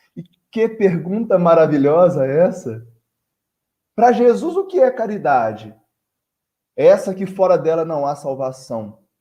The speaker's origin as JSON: {"language": "Portuguese", "town": "Barbacena", "region": "Minas Gerais", "country": "Brazil", "tie": "born or raised there", "moved": "yes", "lives_now": "Conselheiro Lafaiete, Brazil", "said": "Barbacena é minha cidade natal"}